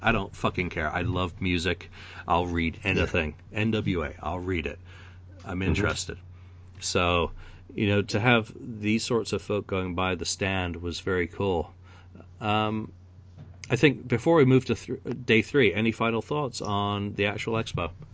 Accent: England, United Kingdom; as an Englishman

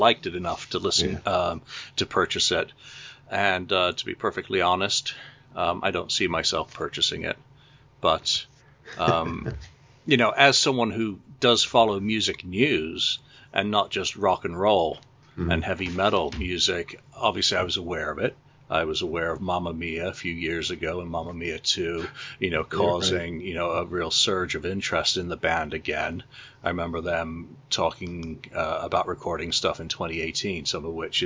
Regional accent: England, United Kingdom; growing up in England and visiting my grandparents' house

